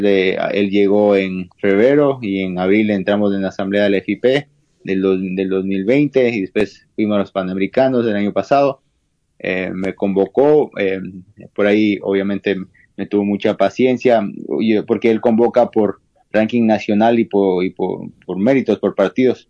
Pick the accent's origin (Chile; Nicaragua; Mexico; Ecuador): Ecuador; yo soy el único ecuatoriano